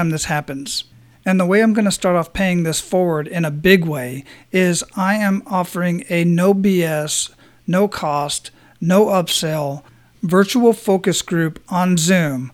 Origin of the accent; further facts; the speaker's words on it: Phoenix, Arizona, United States; now in Tampa, United States; I was down in Arizona, and that's where I was born and raised, in Phoenix